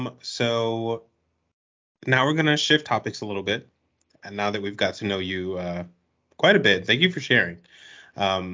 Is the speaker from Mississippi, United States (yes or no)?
no; New York City, New York, United States; I was born and raised in New York City